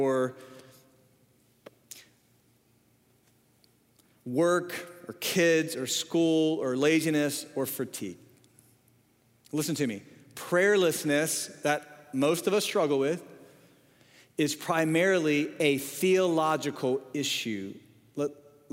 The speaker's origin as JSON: {"language": "English", "region": "the North", "country": "United States", "tie": "born or raised there", "moved": "yes", "said": "I grew up in the North"}